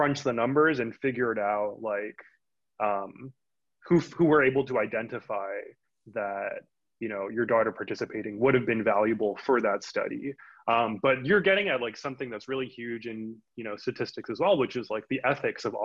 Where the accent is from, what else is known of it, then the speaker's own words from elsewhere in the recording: Union City, California, United States; moved away as an adult; also born or lived in Providence, Rhode Island; I moved back to where I grew up. I grew up in Union City